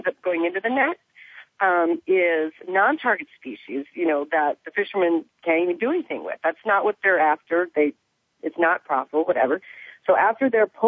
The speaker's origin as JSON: {"language": "English", "town": "Evansville", "region": "Indiana", "country": "United States", "tie": "born or raised there", "said": "growing up in Indiana, I used to go fish with my grandpa"}